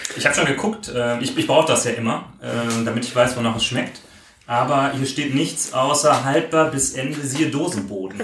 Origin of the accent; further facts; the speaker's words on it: Ruhr area, North Rhine-Westphalia, Germany; ich habe sehr gute Erinnerungen ähm, an meine Jugend in Schöngladbeck. Ich komme ja aus dem Ruhrgebiet